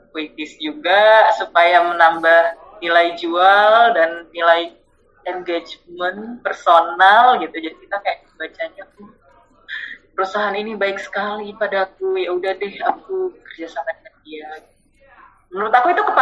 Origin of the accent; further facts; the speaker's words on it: North Sumatra, Indonesia; dari dari kecil aku kan orang Batak ya